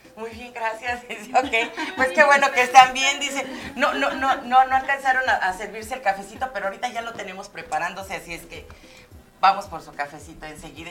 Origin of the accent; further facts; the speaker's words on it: Mexico; Como mexicana